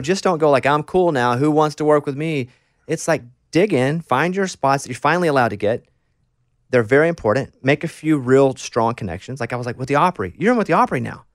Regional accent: Arkansas, United States; I grew up in Arkansas

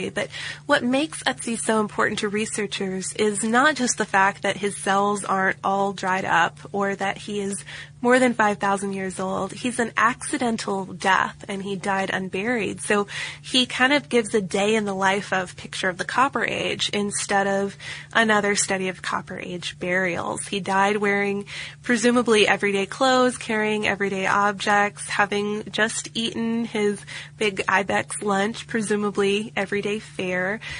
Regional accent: Oregon, United States; now in Czech Republic; I live in the Czech Republic, which is an hour's drive north of Prague, the, the town he lives in. I'm from Oregon, but I've been teaching English to little children here for several years.

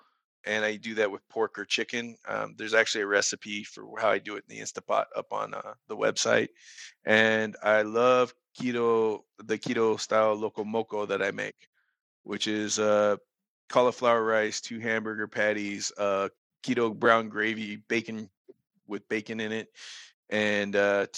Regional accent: Ohio, United States; moved away; I'm a country boy by heart, man. I was actually originally from Ohio. So a lot of the country.

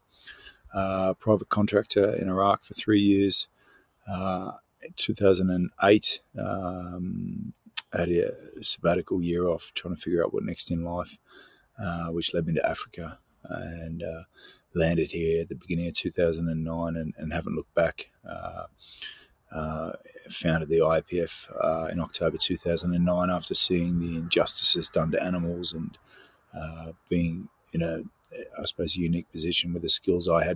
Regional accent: Mornington, Victoria, Australia; moved away; Mornington boy

